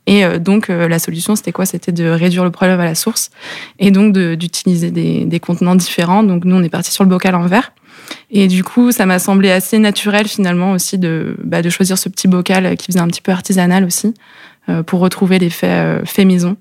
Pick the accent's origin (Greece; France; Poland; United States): France; Lannion, Brittany; on est tous les deux nés à l'Agnon. on a fait nos études là-bas